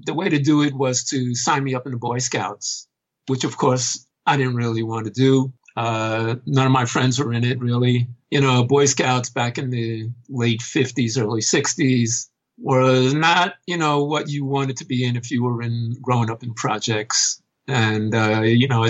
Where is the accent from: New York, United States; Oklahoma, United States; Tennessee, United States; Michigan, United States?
New York, United States; New York City; I wasn't actually born in New York City, but it's the only place I've ever really known